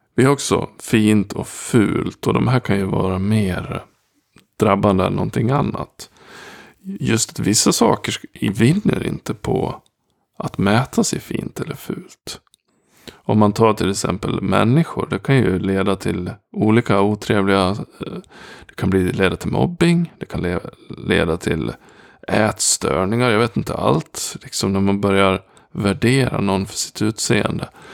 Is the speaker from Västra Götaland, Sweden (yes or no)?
no; Gagnef, Dalarna County, Sweden; jag kommer från Gagnef